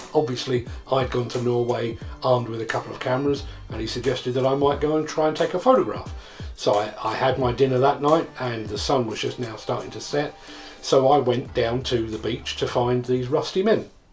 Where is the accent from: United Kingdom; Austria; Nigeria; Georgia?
United Kingdom; England; I'm an Englishman